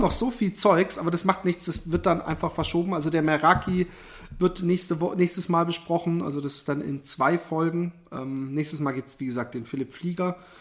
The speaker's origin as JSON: {"language": "German", "town": "Busenbach", "region": "Baden-Württemberg", "country": "Germany", "tie": "born or raised there", "said": "ich bin in Busenbach aufgewachsen"}